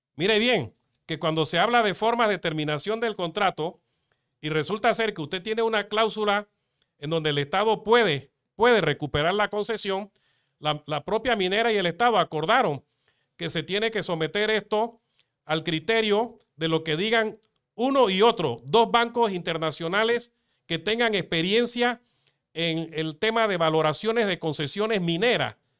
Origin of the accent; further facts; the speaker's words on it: Panama; mi pueblo, de mi país